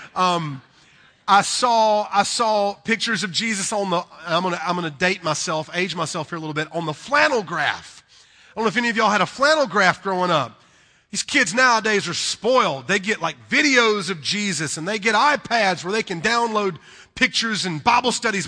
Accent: North Carolina, United States; accent: southern; we're from North Carolina

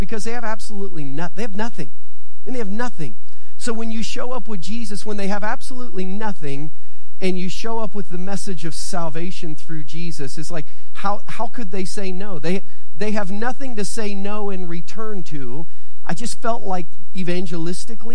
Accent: Southern Ohio, United States; the one that I grew up in Southern Ohio.

